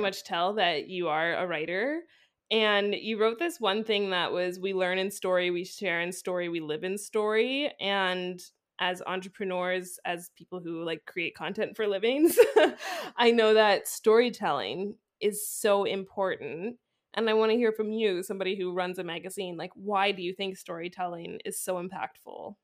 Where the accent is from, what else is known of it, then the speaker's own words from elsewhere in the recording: Vancouver, British Columbia, Canada; now in France; I'm from Vancouver